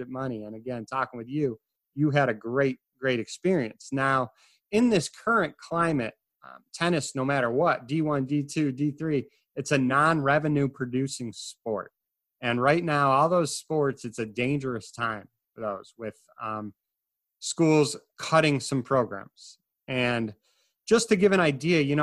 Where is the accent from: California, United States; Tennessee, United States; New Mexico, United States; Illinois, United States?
Illinois, United States; I'm from Illinois